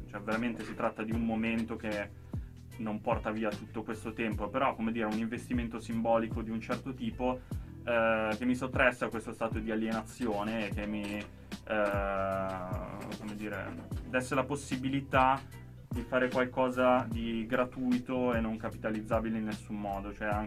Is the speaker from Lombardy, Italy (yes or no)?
yes; Milan, Lombardy, Italy; io sono milanese colpevole.